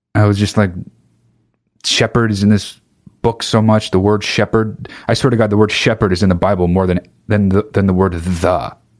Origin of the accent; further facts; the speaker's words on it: United States; I'm American.